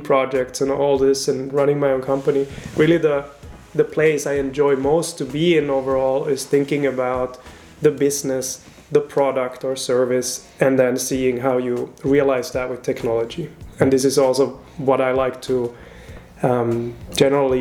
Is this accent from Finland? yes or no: yes; Finland; moved away as an adult; now in Switzerland; I'm originally from Finland, and now I'm here since